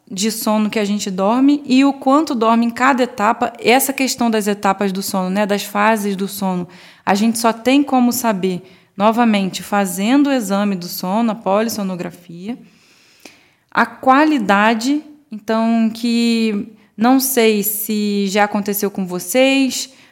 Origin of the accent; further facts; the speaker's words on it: Rio de Janeiro, Brazil; now in São Paulo, Brazil; Eu vim do Rio, lá, no, pelo menos eu não lembro de ter esse costume.